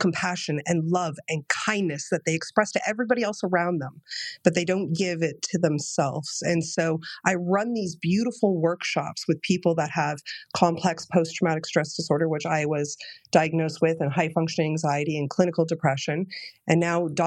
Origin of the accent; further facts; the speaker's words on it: Toronto, Ontario, Canada; in Canada, I'm from Toronto, Ontario, Canada